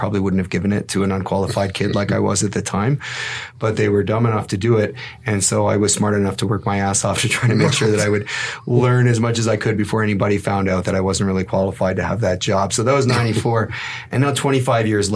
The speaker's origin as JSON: {"language": "English", "town": "Toronto", "region": "Ontario", "country": "Canada", "tie": "born or raised there", "also_born_or_lived": "Winnipeg, Manitoba, Canada / Mississauga, Ontario, Canada", "said": "I was born in Winnipeg, but I was raised here in the Toronto area. I was in Scarborough until I was about 11 and then came out to the West End and I grew up in Mississauga."}